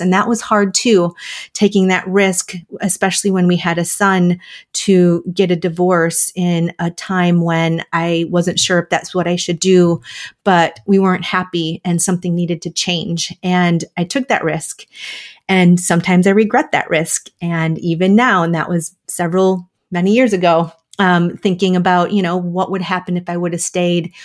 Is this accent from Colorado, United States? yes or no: no; Wisconsin, United States; moved away; also born or lived in Minnesota; I'm a Midwest girl, so I grew up in Wisconsin and went to college in Minnesota